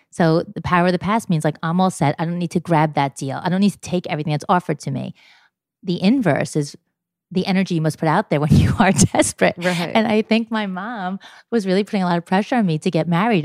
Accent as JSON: {"language": "English", "region": "New York", "country": "United States", "said": "I am 47 years old and I'm from New York."}